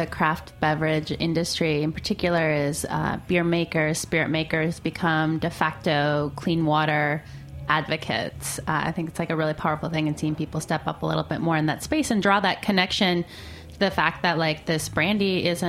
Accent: Michigan, United States; Michigan, my home state.

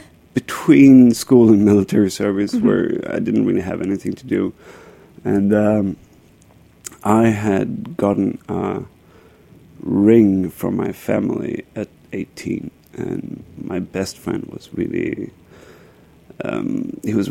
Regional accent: Stockholm, Stockholm County, Sweden; moved away as an adult; now in Brooklyn, United States; I grew up in Stockholm, Sweden. Came here about 10 years ago.

